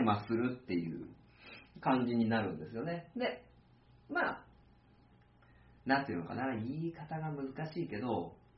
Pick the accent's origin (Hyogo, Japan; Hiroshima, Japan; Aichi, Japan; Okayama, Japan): Aichi, Japan; Tokai; 生まれ育った市なので、東海市、愛知県東海市っていう場所